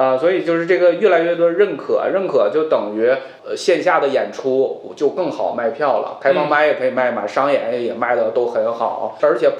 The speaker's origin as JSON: {"language": "Chinese", "region": "Heilongjiang", "country": "China", "said": "我是作为东北人，是上周那个刚第一次去踏上东北的土地演出"}